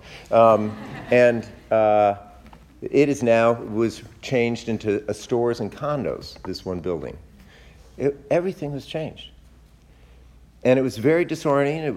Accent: Westport, Connecticut, United States; moved away; my wife Marcia and I went to visit my hometown, Westport, Connecticut

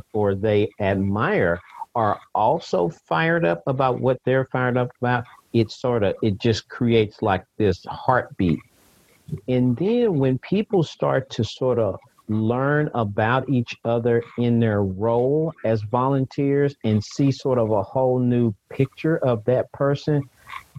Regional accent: St. Louis, Missouri, United States; moved away as an adult; also born or lived in Kansas City; now in Nashville, United States; I grew up in St. Louis, moved to Kansas City for college, worked there, and then I've lived in Nashville for 30 years

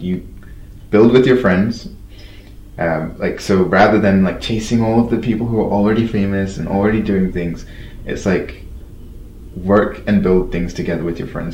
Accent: London, United Kingdom; I grew up in London

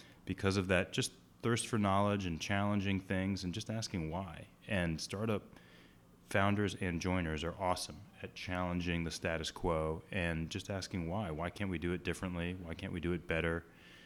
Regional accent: Boston, Massachusetts, United States; I grew up in the Boston area, which is why I'm an avid Boston sports fan

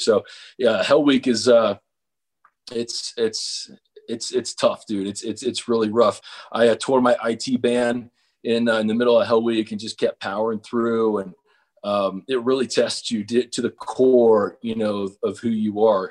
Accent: Cincinnati, Ohio, United States; I was born and raised in Cincinnati

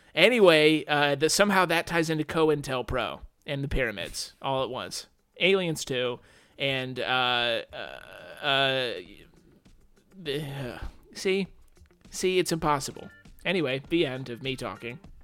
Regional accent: United States; as an American

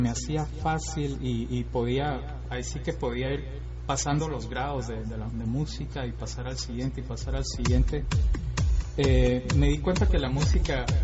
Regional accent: Guatemala City, Guatemala Department, Guatemala; Bueno, yo soy guatemalteco

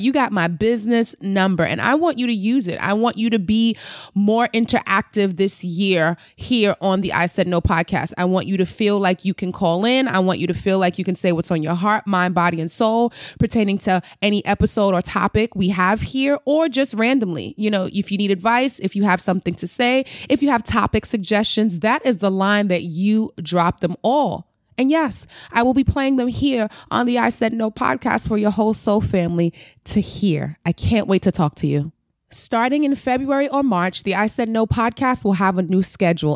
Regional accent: New York City, New York, United States; I'm a New Yorker, so I can only speak. I've been here all my life, born and raised. I've never lived anywhere else

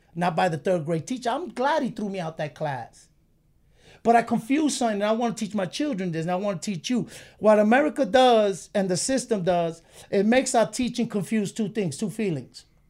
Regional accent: New York City, New York, United States; we moved from Warwick by Highland Park to East New York right there by Pinckney and Euclid.

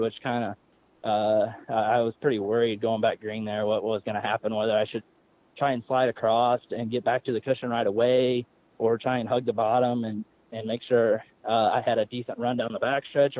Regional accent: Illinois, United States; now in North Carolina, United States; I grew up in Illinois

